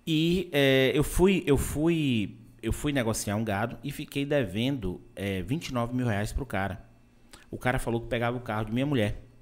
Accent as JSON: {"language": "Portuguese", "town": "Anápolis", "region": "Goiás", "country": "Brazil", "said": "Eu sou de, eu sou de Anápolis"}